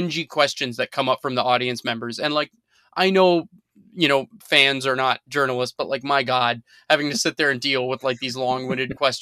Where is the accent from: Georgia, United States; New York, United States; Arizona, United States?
Arizona, United States; moved away; I grew up in Arizona